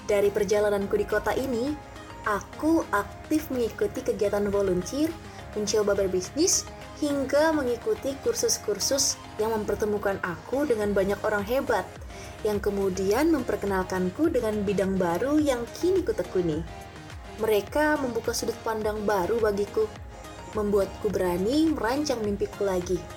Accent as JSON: {"language": "Indonesian", "region": "East Kalimantan", "country": "Indonesia", "lives_now": "Malang, Indonesia", "said": "Aku dari Kalimantan Timur dan saat ini sedang menempuh pendidikan di Universitas Islam Negeri Maulana Malik Ibrahim Malang"}